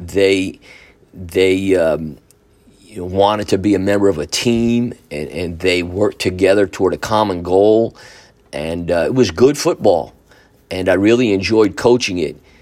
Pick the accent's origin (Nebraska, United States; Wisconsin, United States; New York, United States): New York, United States; Newburgh; the Newburgh City School District called me and asked me if I was interested in coming back to Newburgh to teach and to coach.